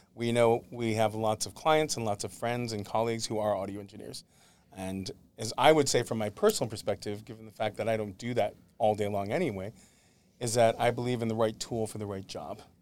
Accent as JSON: {"language": "English", "town": "Syracuse", "region": "New York", "country": "United States", "tie": "born or raised there", "moved": "as an adult", "lives_now": "Los Angeles, United States", "said": "Grew up in upstate New York, in Syracuse, New York"}